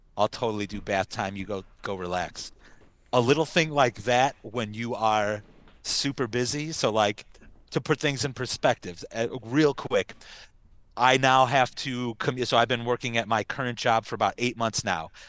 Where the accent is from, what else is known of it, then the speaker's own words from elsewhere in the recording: United States; us U.S. folk.